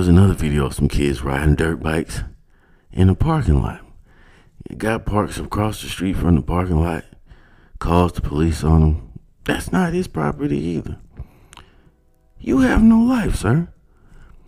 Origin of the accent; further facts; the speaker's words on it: United States; as an American